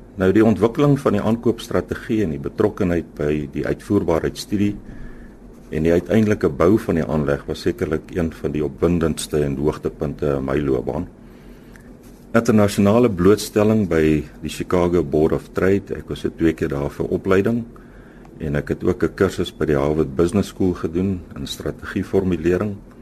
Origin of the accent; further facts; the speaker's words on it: Standerton, Mpumalanga, South Africa; moved away as an adult; also born or lived in Meyerton / Free State; ek is eintlik gebore in Standerton. Ek het daar skool gegaan tot matriek